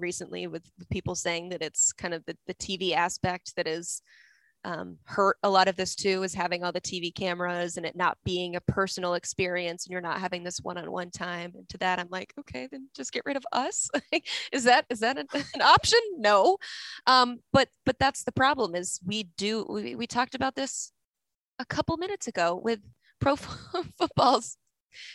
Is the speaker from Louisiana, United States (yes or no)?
no; Knoxville, Tennessee, United States; I am born and raised in Knoxville, Tennessee